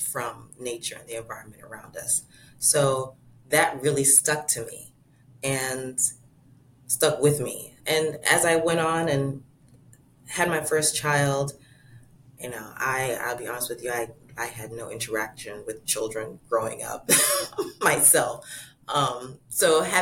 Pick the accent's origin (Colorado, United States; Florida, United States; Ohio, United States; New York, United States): Florida, United States; as a kid, growing up in Florida